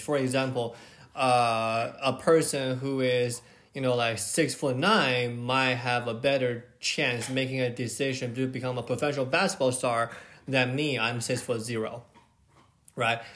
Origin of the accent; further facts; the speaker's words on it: China; I grew up in China